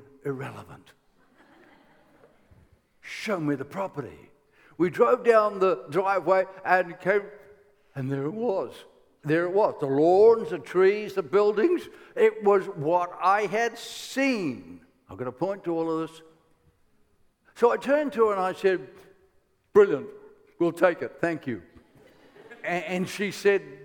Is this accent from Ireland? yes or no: yes; Ireland; I am Irish